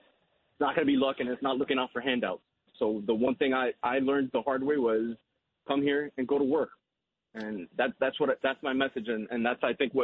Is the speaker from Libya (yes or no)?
no; Hialeah, Florida, United States; growing up in Hialeah.